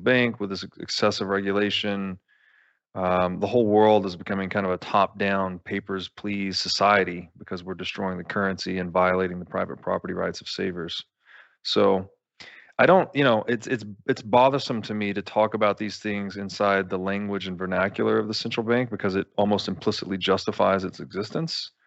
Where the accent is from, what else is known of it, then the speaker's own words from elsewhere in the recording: United States; as an American